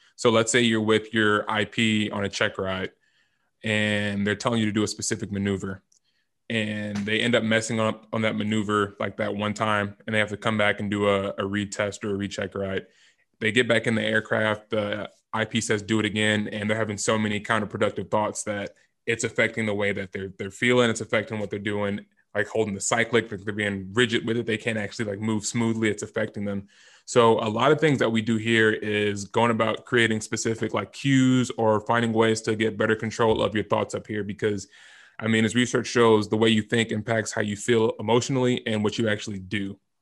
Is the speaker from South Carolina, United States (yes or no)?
no; California, United States; moved away as an adult; also born or lived in Boise / Alabama; I'm from California initially